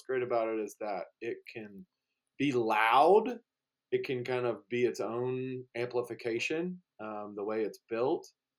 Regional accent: Georgia, United States; now in Colorado, United States; growing up in Georgia, didn't have much use for them, but when you're out on the ski slopes here in Colorado

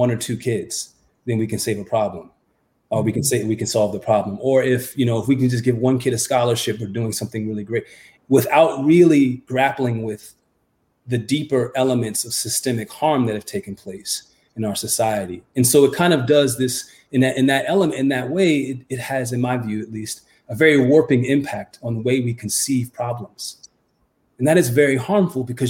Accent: United States; growing up in America, as I was in the 1970s and the 1980s

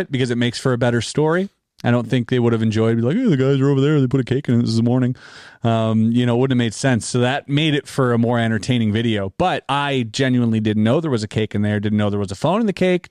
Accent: Canada; we're Canadian

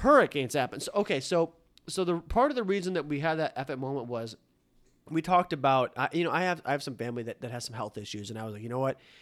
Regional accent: Detroit, Michigan, United States; moved away; also born or lived in Miami; I'm from Detroit

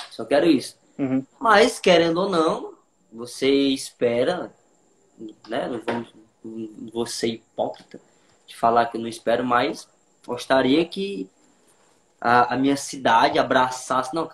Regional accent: Morada Nova, Ceará, Brazil; Eu sou da cidade de Moro Novo Ceará, como eu falei há pouco tempo.

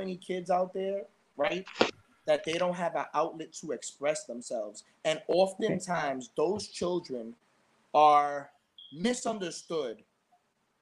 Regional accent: New York City, New York, United States; our neighborhood where we grew up on Gun Hill

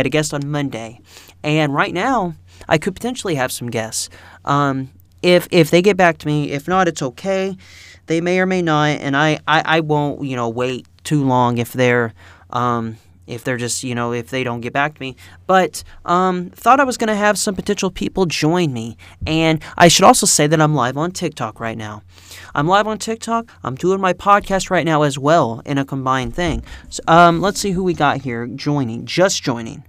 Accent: southern Indiana, United States; I'm from Indiana, the southern part of Indiana

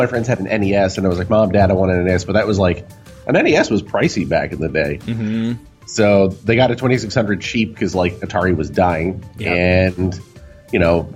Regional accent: Brampton, Ontario, Canada; I grew up in the suburbs. I grew up in Brampton, which is, it's about 500,000 people now.

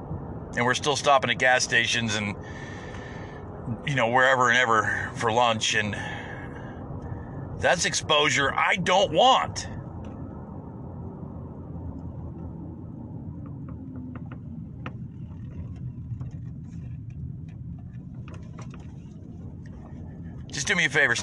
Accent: United States; I am is an American

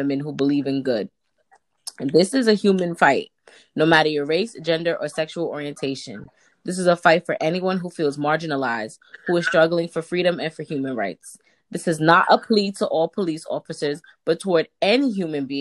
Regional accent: New York City, New York, United States; I'm from Harlem.

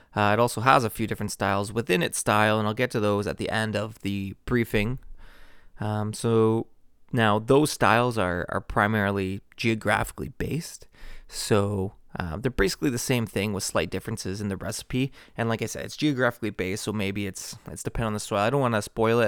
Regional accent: Toronto, Ontario, Canada; Toronto, Ontario, Canada. So, pretty much my hometown

